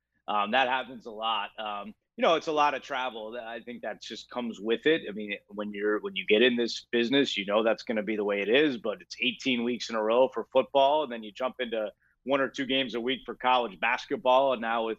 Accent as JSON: {"language": "English", "region": "Northeast", "country": "United States", "tie": "born or raised there", "said": "growing up in the Northeast, you know, watching football every Sunday with my family"}